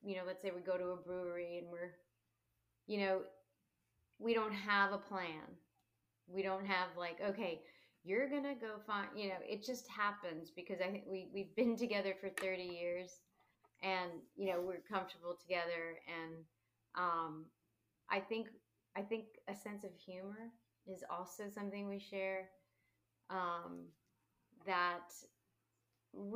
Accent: Montclair, New Jersey, United States; also born or lived in Neptune, New Jersey; I'm originally from Montclair, New Jersey.

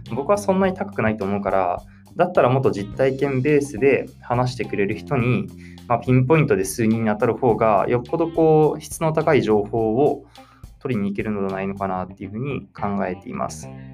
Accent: Ibaraki, Japan; 僕地元が茨城

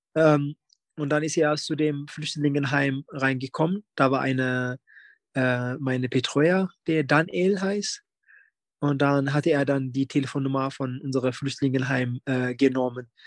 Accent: Bielefeld, North Rhine-Westphalia, Germany; bei uns in Bielefeld

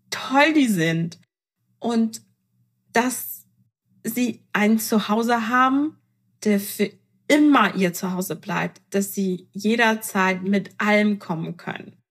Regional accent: Iran; Ich meine, ich bin Iranerin, ähm, da ähm, scheitert das nicht ans Temperament und sie hat die Hälfte von mir.

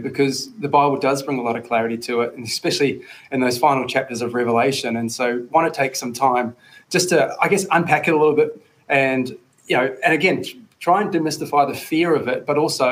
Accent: Tauranga, Bay of Plenty, New Zealand; My hometown, Tauranga Boys College

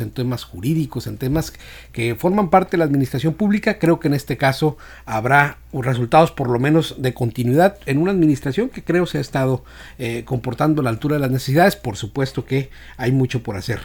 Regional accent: Escuinapa, Sinaloa, Mexico; Yo soy del municipio de Escuinapa

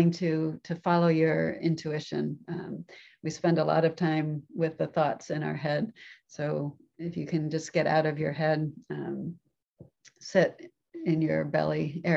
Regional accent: Florida, United States; moved away as an adult; also born or lived in Japan; growing up in Florida

